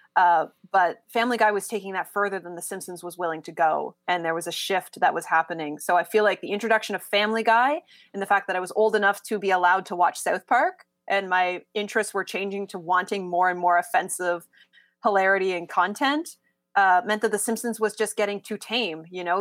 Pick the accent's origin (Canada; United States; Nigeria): Canada; as a Canadian